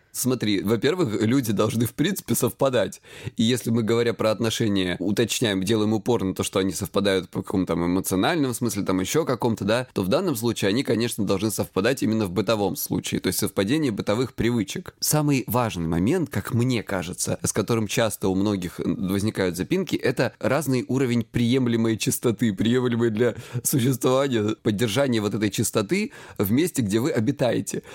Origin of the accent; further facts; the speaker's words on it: Krasnodar Krai, Russia; я с Кубани